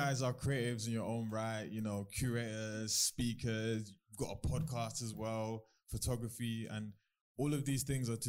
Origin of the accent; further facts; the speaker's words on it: London, United Kingdom; I grew up in South London, Peckham, Bermondsey.